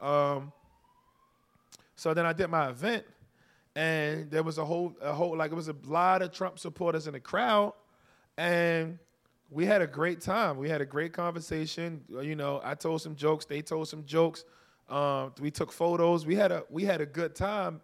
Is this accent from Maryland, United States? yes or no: yes; Baltimore, Maryland, United States; I'm from Baltimore. I didn't have to make friends on campus. I went home